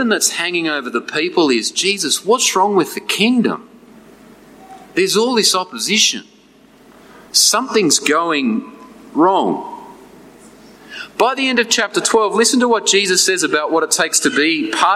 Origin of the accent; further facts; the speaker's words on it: New England, New South Wales, Australia; As a uni student growing up in the New England, I used to spend my summers working as a farmhand